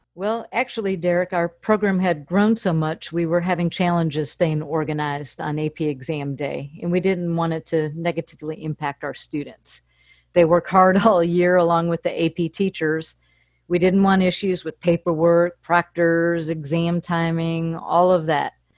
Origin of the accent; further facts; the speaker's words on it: Fairport Harbor, Ohio, United States; moved away as an adult; also born or lived in Akron, Ohio; now in Nashville, United States; I grew up in a little port town in Fairport Harbor, Ohio.